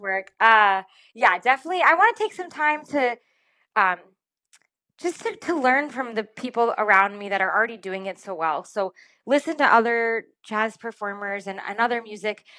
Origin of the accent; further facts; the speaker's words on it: Rhode Island, United States; I'm, I'm originally from Rhode Island. I was born in Rhode Island.